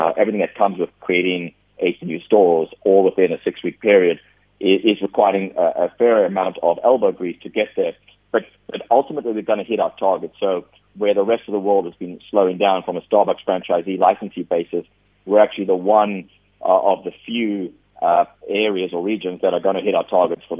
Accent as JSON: {"language": "English", "country": "South Africa", "said": "being a South African myself"}